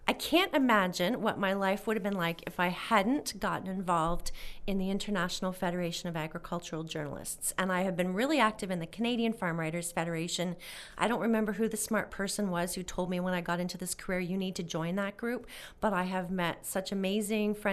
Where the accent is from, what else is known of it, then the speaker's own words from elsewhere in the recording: Germany; born there; this was my heritage of course I'd never I'd never seen it before because I was born in West Germany but I always knew this was our farm